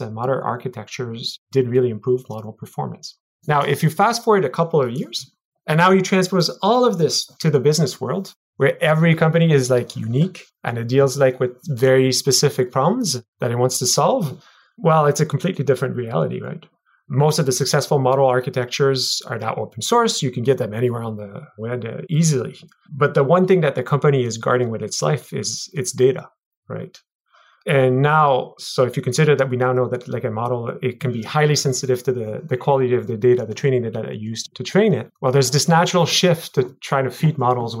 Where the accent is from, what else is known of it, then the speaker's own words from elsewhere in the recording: Montreal, Quebec, Canada; Montreal, my hometown